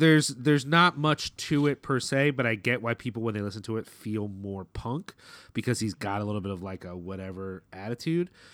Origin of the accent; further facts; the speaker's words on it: Philadelphia, Pennsylvania, United States; we're from Philly